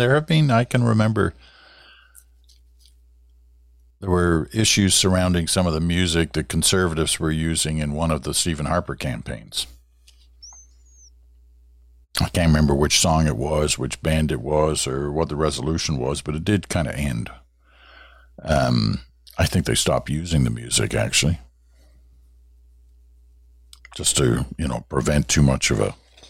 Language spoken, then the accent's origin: English; Kuala Lumpur, Malaysia; also born or lived in England; I was born in England, as I've told you before, and the early childhood was actually in what was then Malaya, now Malaysia, in KL, Kuala Lumpur.